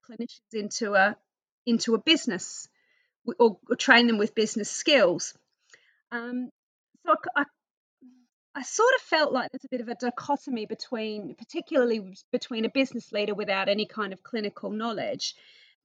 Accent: Australia; accent: Australian; moved away as an adult; now in United Kingdom; I am originally from Australia, which you'll probably pick up from my accent. I came to the UK on a working holiday about 23 years tomorrow.

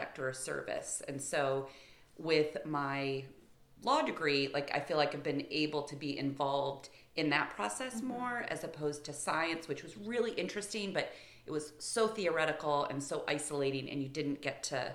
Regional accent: Michigan, United States; moved away; I'm from Michigan, and growing up, I literally had Lake Huron as my backyard.

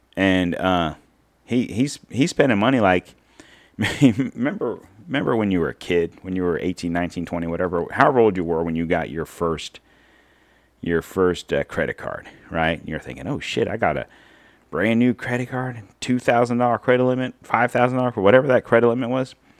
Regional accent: United States; as an American

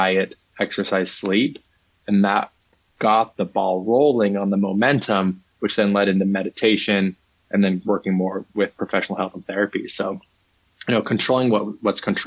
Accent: Utah, United States; I grew up Mormon in Utah

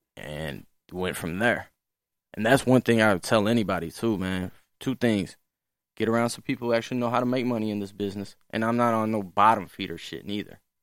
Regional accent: St. Louis, Missouri, United States; I'm born and raised Saint Louis

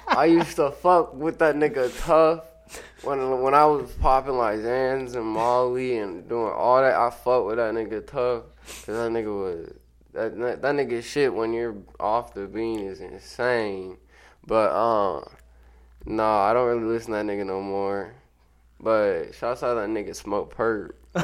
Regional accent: Sacramento, California, United States; born there; now in Everett, United States; I was born in Sacramento.

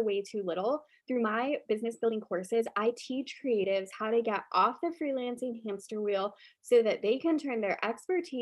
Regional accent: Florida, United States; I'm originally from Florida

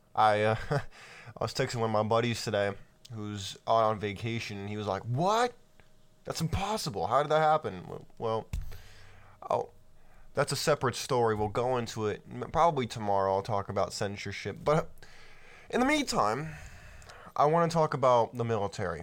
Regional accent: California, United States; I grew up in California

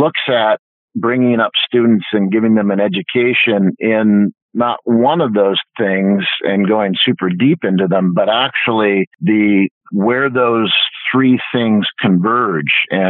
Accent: Vancouver, British Columbia, Canada; I grew up in Vancouver, Canada

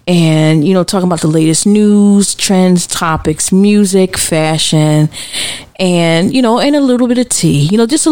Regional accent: United States; as a mother, as an American, as a citizen, as a Black American

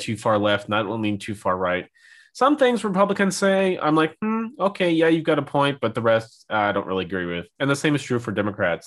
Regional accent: Missouri, United States; moved away as an adult; now in Germany; I'm from Missouri. We get a whole bunch of tornadoes. And that was very common when I was growing up

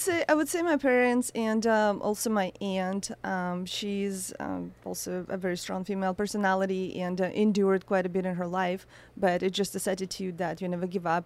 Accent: Saint Petersburg, Russia; moved away; I was born in Russia, in a, in a very cold, um, city

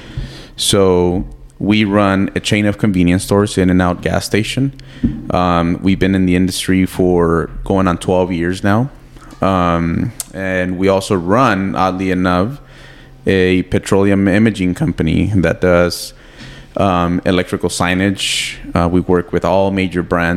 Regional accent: San Elizario, Texas, United States; we also are building a fitness facility back in my hometown in San Eli.

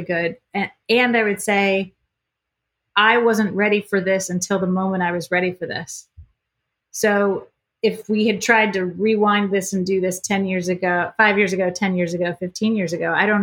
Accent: Iowa, United States; now in Annapolis, United States; we're both from Iowa

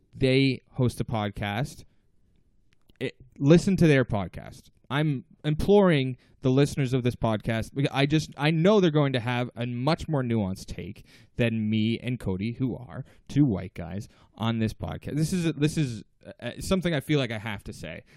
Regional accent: Toronto, Ontario, Canada; we're two comedians from Toronto.

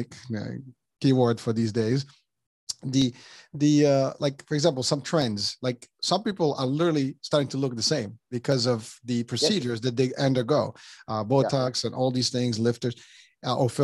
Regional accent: Morocco; moved away as an adult; I'm originally from Morocco, and between the time I left 30 years ago to now, it has changed tremendously

